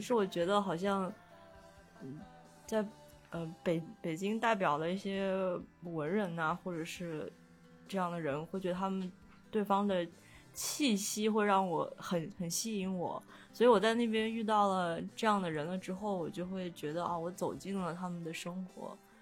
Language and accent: Chinese; Xi'an, Shaanxi, China; also born or lived in Foshan (Shunde), Guangdong; 大年初一就会坐飞机回西安，就是我妈那边，也就是我出生的地方